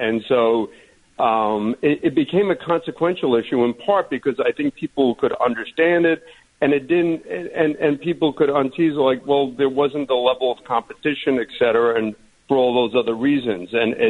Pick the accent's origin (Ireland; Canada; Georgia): Ireland; But, you know, sort of being Irish, I had sunscreen in my eyes.